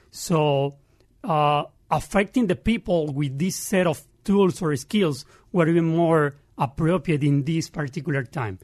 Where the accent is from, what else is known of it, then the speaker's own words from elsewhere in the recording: Santa Marta, Magdalena, Colombia; English is a second language; moved away as an adult; also born or lived in Barranquilla, Colombia; now in Pittsburgh, United States; I grew up 500 meters, that is yards, uh, from the beach